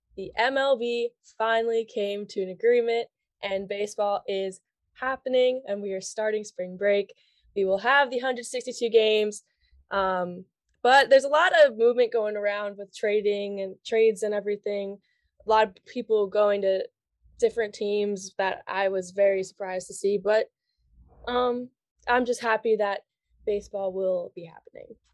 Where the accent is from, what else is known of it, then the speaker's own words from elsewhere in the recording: Long Island, New York, United States; I am also from Long Island